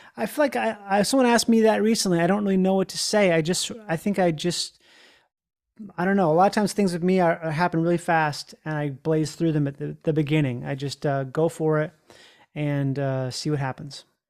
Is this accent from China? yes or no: no; Rochester, Minnesota, United States; I grew up in Rochester, Minnesota